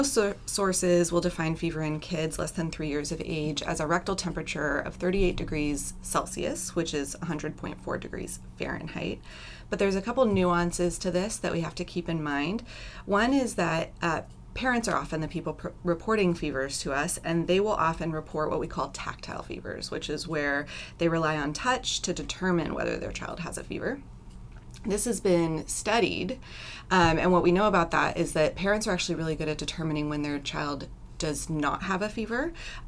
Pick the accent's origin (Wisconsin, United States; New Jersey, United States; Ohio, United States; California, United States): California, United States; Vallejo; I grew up in Northern California, actually in Vallejo, which is not too far from here.